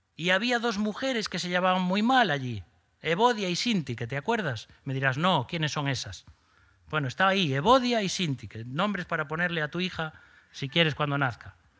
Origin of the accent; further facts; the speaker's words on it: Galicia, Spain; Somos gallegos